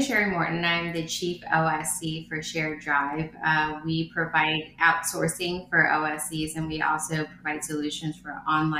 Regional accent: Nha Trang, Khanh Hoa, Vietnam; born there; So I was born in Nha Trang, Vietnam, many years ago. not going to tell you how many.

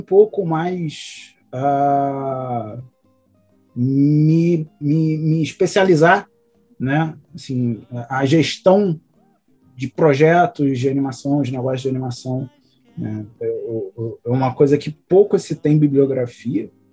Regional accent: Rio de Janeiro, Brazil; eu sou aqui do Rio de Janeiro

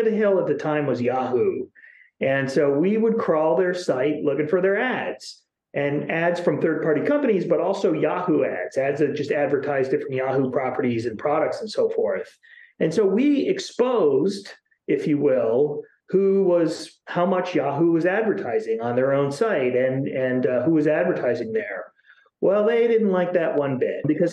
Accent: Chicago, Illinois, United States; now in Seattle, United States; I'm from Chicago.

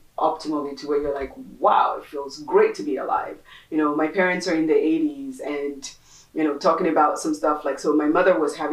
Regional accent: Nigeria; moved away; We're originally from Nigeria

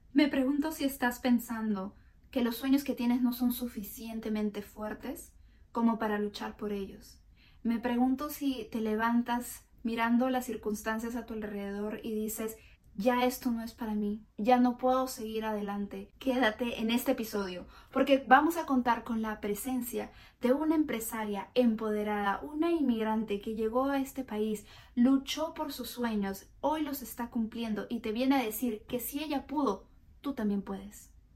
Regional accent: Lima, Peru; now in United States; yo soy de Lima.

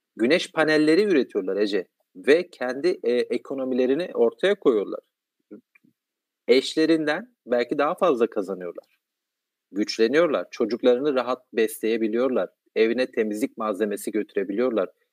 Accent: Kahramanmaraş, Turkey; ben Maraşlıyım. E, çok dar bir yerde e, hayatın e, kurallarının çok az olduğu, çeşitliliğin çok az olduğu dindar bir ortamda

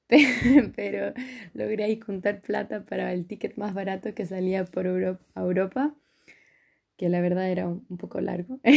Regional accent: Santiago, Santiago Metropolitan Region, Chile; moved away as an adult; also born or lived in Copenhagen; now in Germany; vengo de Chile. Em, nací en Alemania, pero ya desde muy chica, como con los tres años creo, eh, me fui a vivir a Chile con mi familia, donde crecí

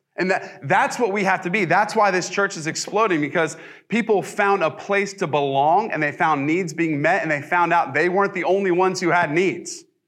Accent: the South, United States; also born or lived in Ohio; I'm pretty much a Southern boy

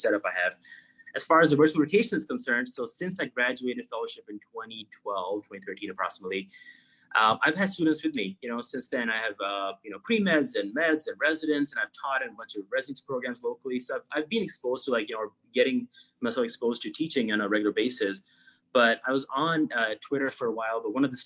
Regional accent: Pakistan; moved away as an adult; also born or lived in New York / Florida / Chicago; now in United States; I grew up in Pakistan. I was 18 when I moved, went to undergrad in New York.

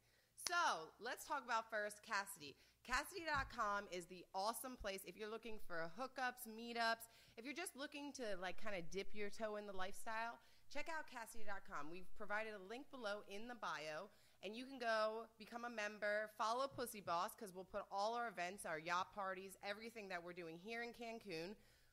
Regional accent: United States; I'm from the States

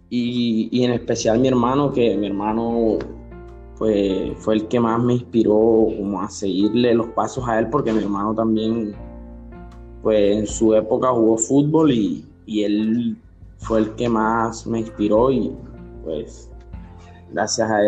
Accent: Barranquilla, Atlántico, Colombia; born there; now in Soledad, Colombia; O sea, nací en Barranquilla, pero vivo en Soledad.

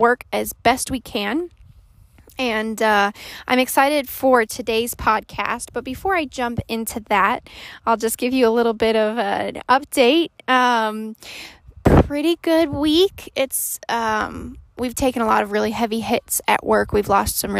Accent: Colorado, United States; I was born and raised in Colorado and live here with my wonderful husband of 6 years

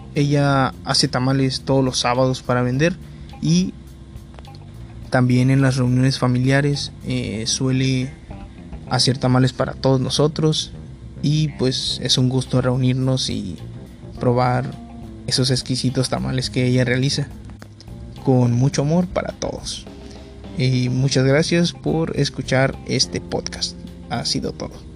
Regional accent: Navojoa, Sonora, Mexico; soy de Pueblo Mayo, Navajo, Sonora, México

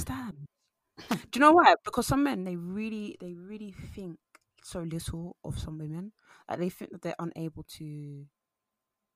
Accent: Nigeria; now in United Kingdom; I'm Nigerian

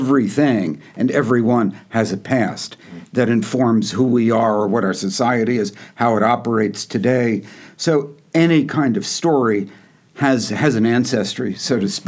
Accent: Yonkers, New York, United States; also born or lived in Manhattan; I was born in Manhattan, but I grew up in Yonkers

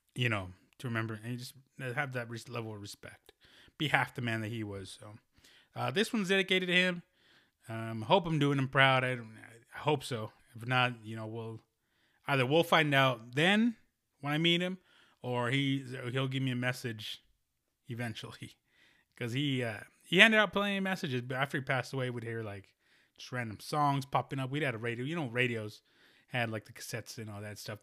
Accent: United States; born or raised there

